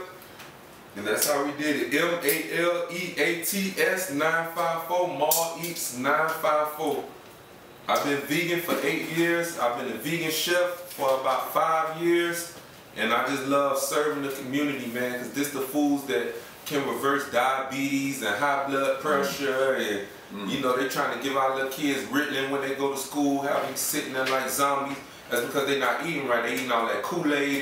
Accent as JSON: {"language": "English", "town": "Hollywood", "region": "Florida", "country": "United States", "said": "I'm here from Hollywood, Florida, from Carver Ranches."}